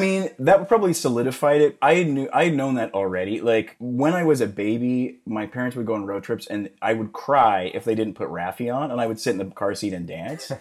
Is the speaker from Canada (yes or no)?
yes; Calgary, Alberta, Canada; moved away as an adult; now in Los Angeles, United States; Calgary back oh. when I was growing up was not, it was like 800,000